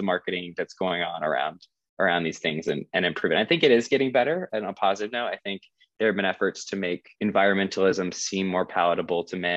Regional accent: South Carolina, United States; I grew up in South Carolina, so also a pretty conservative area

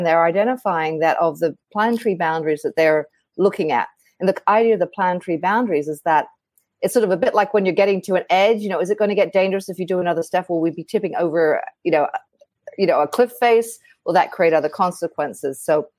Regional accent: Australia; So I come from Australia originally. I know my accent doesn't say it

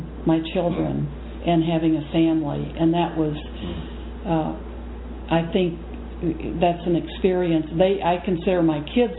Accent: Texas, United States; also born or lived in Japan; now in Wisconsin, United States; I'm from Texas

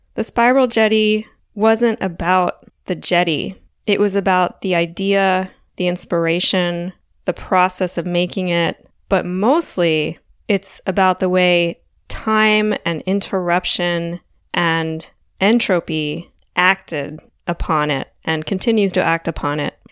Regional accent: Delaware, United States; I grew up on the East Coast in Delaware

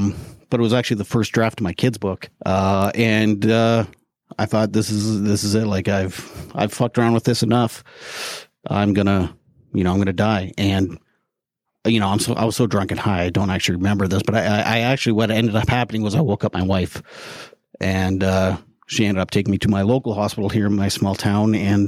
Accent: Canada; I'm Canadian, by the way.

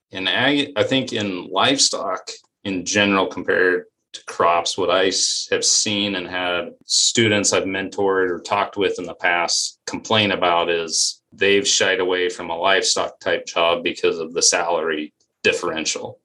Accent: Western Colorado, United States; moved away as an adult; also born or lived in Iowa; I'm originally from Western Colorado. Grew up in a logging coal mining area.

